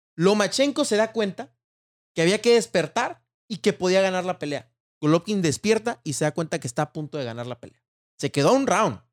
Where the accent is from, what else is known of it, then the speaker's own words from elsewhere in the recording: Mexico; como mexicano